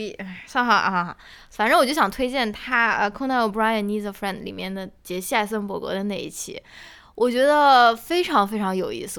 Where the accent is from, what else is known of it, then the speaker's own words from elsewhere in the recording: China; 我们中国人